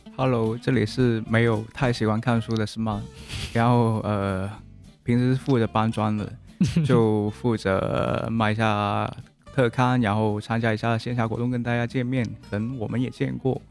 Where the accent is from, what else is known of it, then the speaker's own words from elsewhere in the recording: Guangzhou, Guangdong, China; first language Cantonese; Chinese is a second language; 我家乡广州